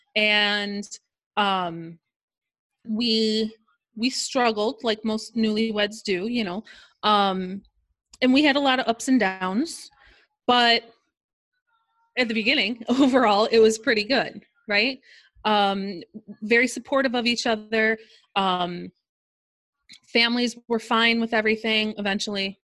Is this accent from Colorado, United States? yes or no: no; Chicago suburbs, Illinois, United States; I am from the Chicago suburbs